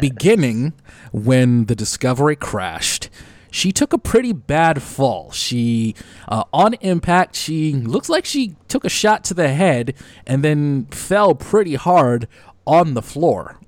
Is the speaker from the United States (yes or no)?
yes; Detroit, Michigan, United States; my hometown of Detroit